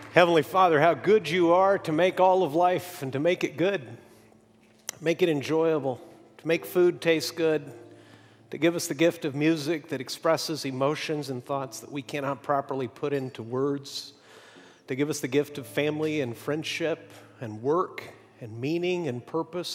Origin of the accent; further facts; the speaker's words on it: Mexico; moved away; When I was a little kid growing up in Mexico